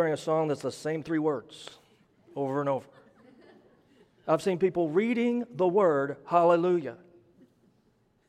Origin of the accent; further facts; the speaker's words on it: Midwest, United States; For the record, I am not from the South. I'm from the Midwest.